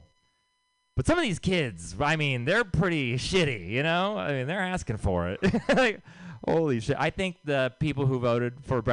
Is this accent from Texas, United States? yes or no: yes; Texas, United States; now in San Francisco, United States; I'm from Texas